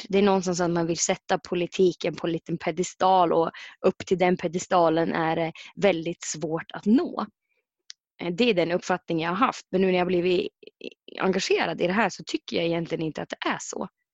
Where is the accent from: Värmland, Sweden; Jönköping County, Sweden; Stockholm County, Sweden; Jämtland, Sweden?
Jämtland, Sweden; Mittådalen; från Mittedalen, bor, och, bor i Mittedalen